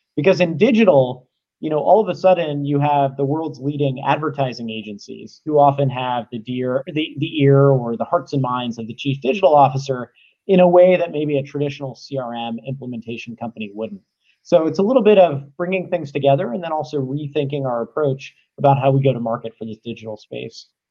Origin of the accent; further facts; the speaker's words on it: Cincinnati, Ohio, United States; also born or lived in Atlanta; now in San Francisco, United States; I grew up in Cincinnati